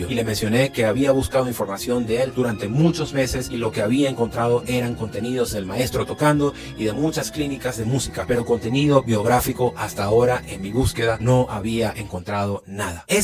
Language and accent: Spanish; Venezuela; Les cuento que en mi país tuve la oportunidad de dirigir orquestas porque soy un músico que también fue formado en el Sistema Nacional de Orquestas Infantiles y Juveniles de Venezuela